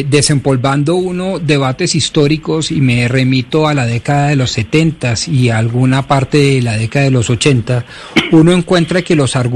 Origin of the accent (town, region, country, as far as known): Colombia